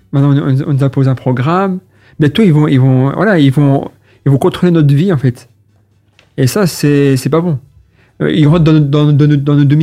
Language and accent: French; Maubeuge, Hauts-de-France, France; accent: French; ch'ti; now in Brussels, Belgium; moi, je, suis originaire de, de Maubeuge.